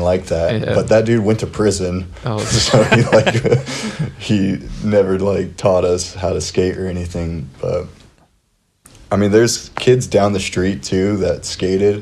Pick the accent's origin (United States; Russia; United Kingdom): United States; Monrovia, California; also born or lived in Rosemead / Glendora; I grew up like Monrovia